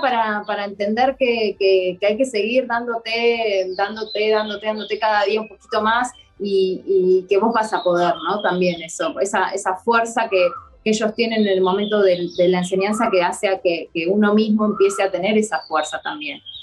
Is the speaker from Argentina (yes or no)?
yes; Buenos Aires, Argentina; moved away as an adult; now in Varanasi, India; yo soy de Argentina, Buenos Aires, y, y vine a vivir a Varanasi, India